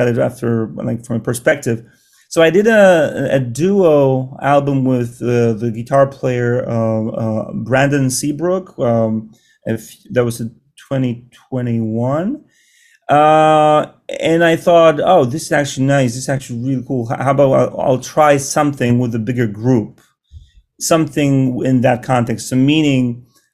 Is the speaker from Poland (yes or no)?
yes; Poland; now in New York City, United States; I'm from Poland and my wife as well